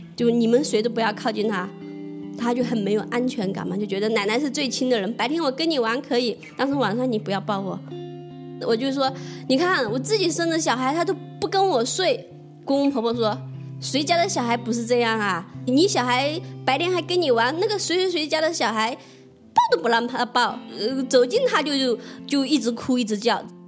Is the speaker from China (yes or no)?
yes; Jiangxi, China; also born or lived in Shenzhen; now in Dongguan, China; 我是八三年的，呃，来自江西，现在在东莞上班